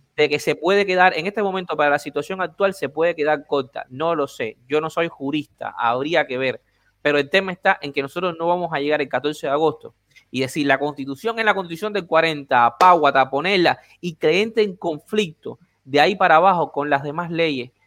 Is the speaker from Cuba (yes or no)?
yes; Havana, Cuba; moved away; yo nací en La Habana